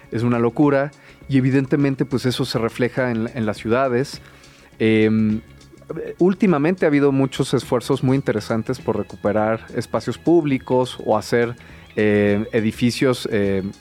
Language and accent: Spanish; Mexico City, Mexico; yo que crecí aquí